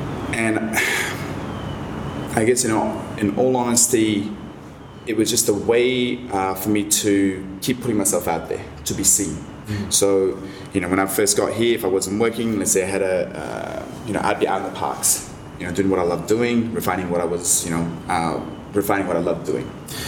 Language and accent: English; London, United Kingdom; now in Australia; You know, I came from London where it's dark and grey.